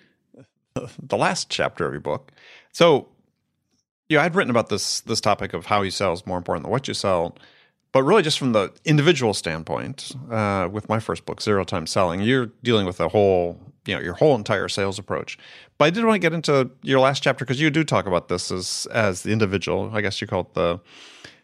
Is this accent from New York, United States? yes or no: no; Wisconsin, United States; I grew up in Wisconsin, and with a mom who did not let those things go